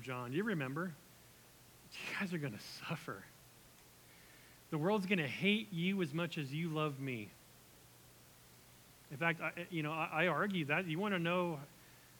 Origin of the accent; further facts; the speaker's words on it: United States; we're American